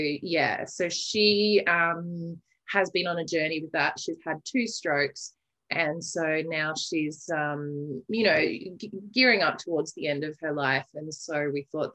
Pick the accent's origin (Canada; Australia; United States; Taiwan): Australia; Armidale, New South Wales; moved away; also born or lived in Adelaide, Australia; I have recently returned to my hometown of Armidale, New South Wales